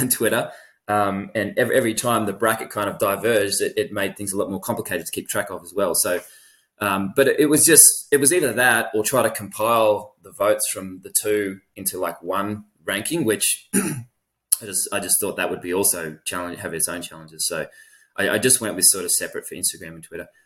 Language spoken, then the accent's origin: English; Australia; as a ten-year-old in Australia